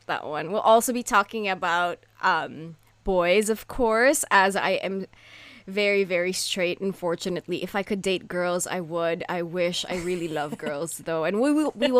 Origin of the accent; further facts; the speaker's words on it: Philippines; now in Japan; I am currently living in Japan, but I grew up in the Philippines